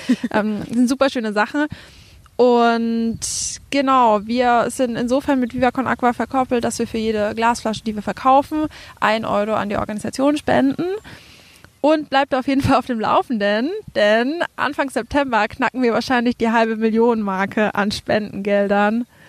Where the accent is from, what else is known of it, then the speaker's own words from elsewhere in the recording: Franconia, Bavaria, Germany; accent: Franconian; moved away as an adult; also born or lived in Würzburg; now in Berlin, Germany; Man hört es ja an meinem Dialekt so ein bisschen. Ich komme auch aus Franken